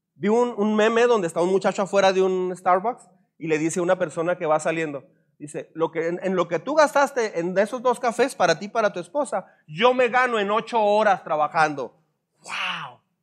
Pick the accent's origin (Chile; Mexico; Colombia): Mexico; Soy un mexicano desengañado